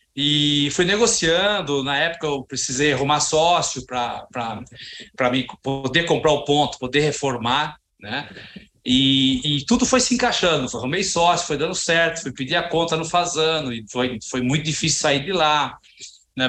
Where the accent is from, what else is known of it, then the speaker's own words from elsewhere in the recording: Joanópolis, São Paulo, Brazil; Eu é, vim de Joanópolis, interior de São Paulo, uma cidadezinha maravilhosa